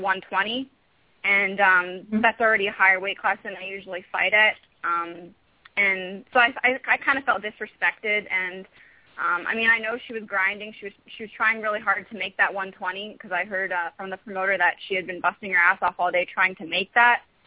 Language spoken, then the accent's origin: English; Vancouver, British Columbia, Canada; a very big um, medical school back home in Vancouver.